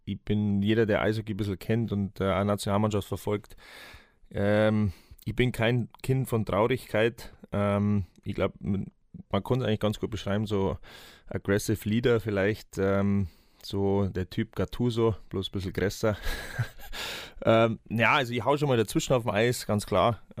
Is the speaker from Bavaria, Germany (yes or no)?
yes; Gelting, Bavaria, Germany; also born or lived in Munich; ähm, 33 Jahre alt, ähm, 16. Februar auf Dweckkämmer in München, ähm, gebürtiger Gatinger, das liegt zwischen Wolfertshausen und Geretsried. Ähm, ja, habe im Nachwuchs angefangen in Geretsried.